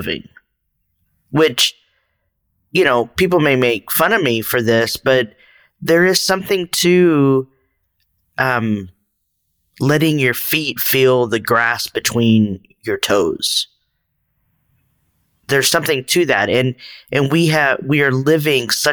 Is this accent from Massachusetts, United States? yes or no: no; Texas, United States; moved away; also born or lived in San Francisco Bay Area; I'm initially from Northern Mexico, the Republic of Texas